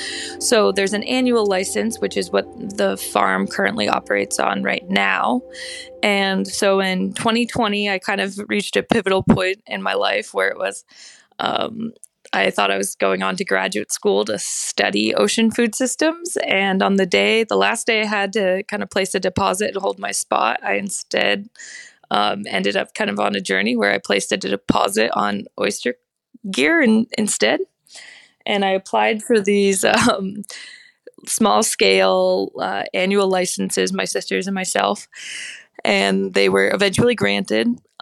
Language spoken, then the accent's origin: English; Belfast, Maine, United States; So while I was in college, there was a big proposal for a large land-based Atlantic salmon farm in my hometown of Belfast.